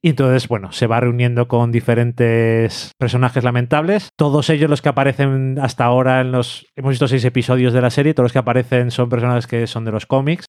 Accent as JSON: {"language": "Spanish", "town": "Burgos", "region": "Castile and León", "country": "Spain", "tie": "born or raised there", "said": "Yo soy nacido y criado en Burgos"}